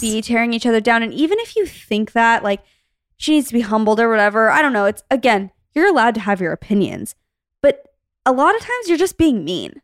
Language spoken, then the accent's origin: English; Arizona, United States; moved away; we grew up in Arizona